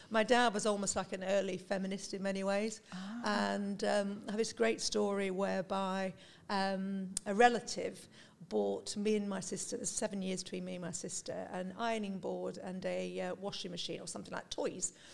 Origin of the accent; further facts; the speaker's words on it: North West England, United Kingdom; I'm from Lancashire originally, northwest of the, the UK. Nice. still got a little bit of an accent.